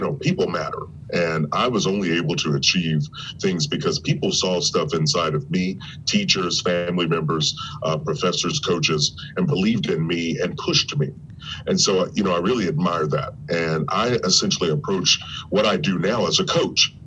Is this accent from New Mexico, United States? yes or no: no; Kentucky, United States; I was born and raised in Kentucky